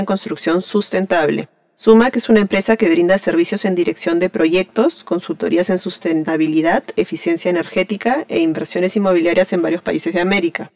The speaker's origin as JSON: {"language": "Spanish", "country": "Peru", "said": "soy arquitecta peruana"}